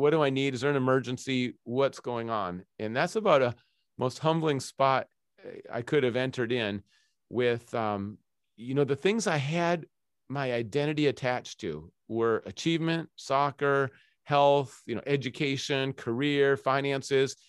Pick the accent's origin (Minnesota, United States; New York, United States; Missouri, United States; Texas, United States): Minnesota, United States; also born or lived in Scotland / Zimbabwe; now in Seattle, United States; I'm originally from Minnesota